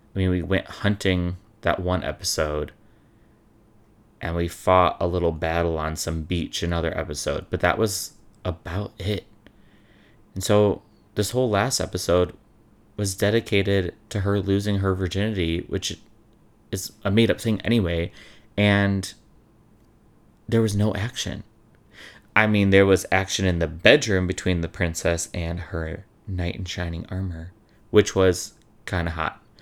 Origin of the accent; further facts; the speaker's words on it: Chicago, Illinois, United States; I'm from Chicago